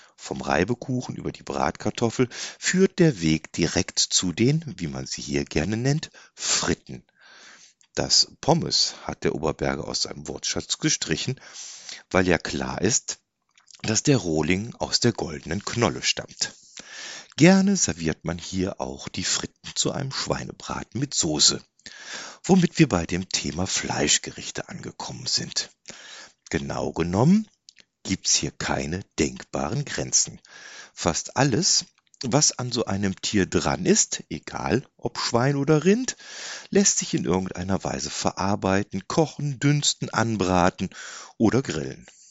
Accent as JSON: {"language": "German", "area": "Bergisches Land", "region": "North Rhine-Westphalia", "country": "Germany", "tie": "born or raised there", "moved": "yes", "said": "ich wohne da, wo ich groß geworden bin"}